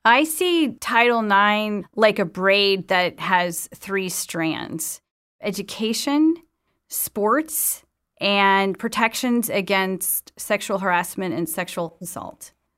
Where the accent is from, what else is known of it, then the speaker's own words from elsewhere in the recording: Madison, Wisconsin, United States; When I was growing up in Madison, Wisconsin